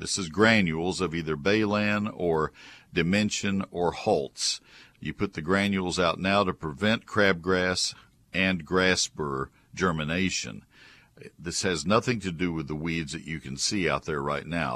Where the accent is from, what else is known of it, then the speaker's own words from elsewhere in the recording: Brazos County, Texas, United States; also born or lived in Dallas-Fort Worth area, Texas; I grew up in Brazos County